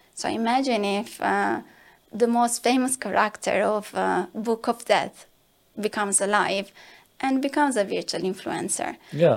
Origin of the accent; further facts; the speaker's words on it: Italy; accent: Italian; I'm Italian, as you can assume from my accent